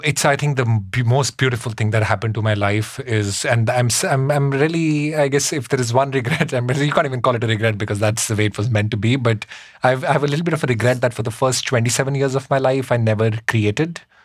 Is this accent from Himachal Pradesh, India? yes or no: yes; Shimla, Himachal Pradesh, India; moved away as an adult; now in New York City, United States; i grew up up in the himalayas in shimla in india